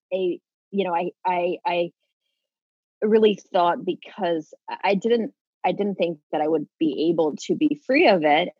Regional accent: Kansas, United States; moved away as an adult; also born or lived in Los Angeles, California; I'm from Kansas originally.

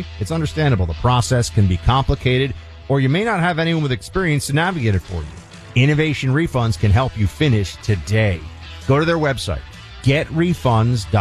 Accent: New York City, New York, United States; the Hudson River, which I grew up next to in New York City

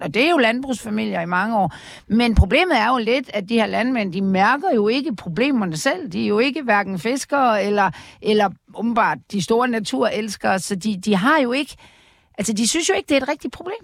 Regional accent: Aarhus, Central Denmark Region, Denmark; jeg kommer fra Aarhus

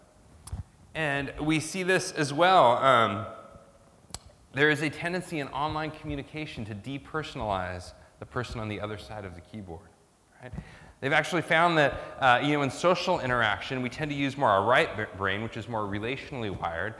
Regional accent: United States; now in Australia; my home country, like kind of American individualism, right? Kind of the ideology of where I come from

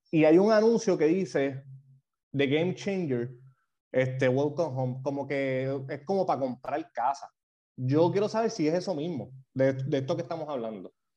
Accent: Puerto Rico; moved away; also born or lived in New York; nosotros estábamos aquí

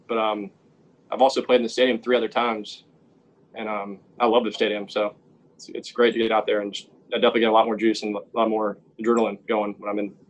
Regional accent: Columbia, South Carolina, United States; I'm from Columbia, South Carolina, and I stayed home, played for USC.

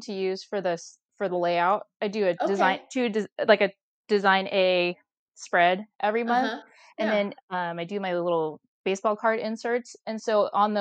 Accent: Arizona, United States; also born or lived in California; I'm from Arizona, and I've lived here pretty much all my life.

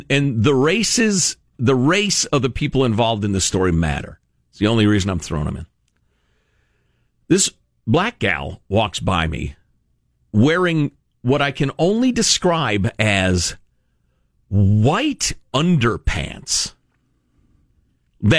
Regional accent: Chicago, Illinois, United States; I grew up in Chicagoland, which is extremely diverse, racially speaking

